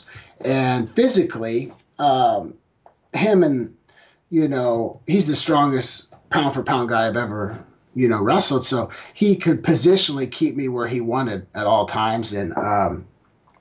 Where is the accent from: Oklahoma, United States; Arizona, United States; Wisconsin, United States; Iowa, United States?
Oklahoma, United States; I'm from Oklahoma